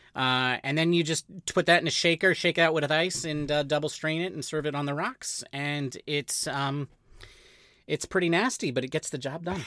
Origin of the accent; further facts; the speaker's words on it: California, United States; We, we are Mexican. And, uh, and so we are, you know, and we're, but we grew up in California.